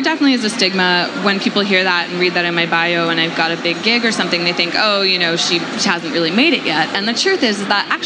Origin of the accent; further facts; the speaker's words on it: New York City, New York, United States; moved away as an adult; now in Ojai, United States; born and raised downtown Manhattan